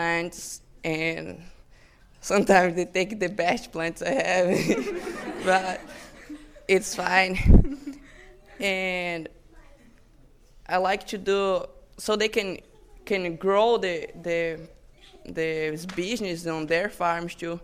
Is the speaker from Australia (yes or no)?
no; Brazil; moved away; I'm from Brazil